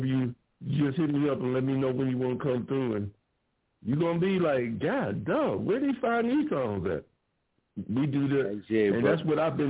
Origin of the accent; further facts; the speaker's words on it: Ohio, United States; me and my homegirl that lived across the street, literally, growing up in Ohio